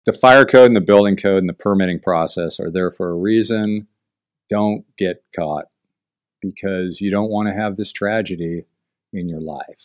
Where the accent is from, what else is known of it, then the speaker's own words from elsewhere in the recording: Southern California, United States; I grew up here in Southern California